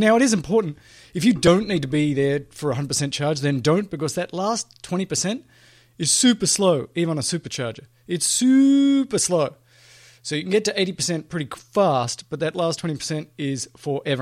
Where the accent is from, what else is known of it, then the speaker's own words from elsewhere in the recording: Australia; moved away; my home country of Australia